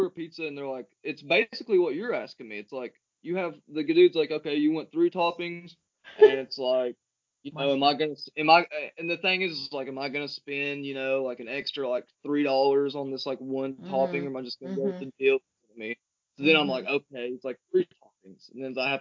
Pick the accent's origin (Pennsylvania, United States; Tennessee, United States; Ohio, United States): Tennessee, United States; Coker Creek; where I grew up at in Tennessee, man, it's like Coca Creek is like nothing but mountains.